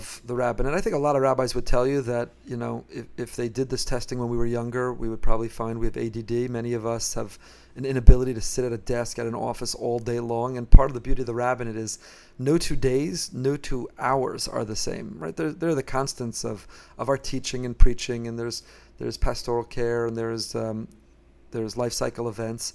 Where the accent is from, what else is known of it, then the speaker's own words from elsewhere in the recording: Teaneck, New Jersey, United States; moved away as an adult; also born or lived in Israel; now in Boca Raton, United States; I grew up in Teaneck, New Jersey, and in my hometown, in my home shul